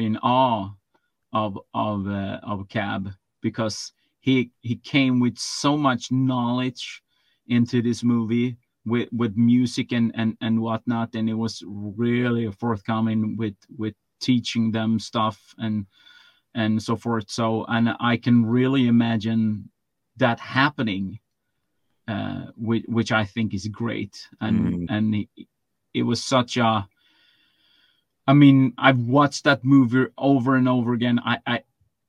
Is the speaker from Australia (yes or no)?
no; Sweden; me growing up in Sweden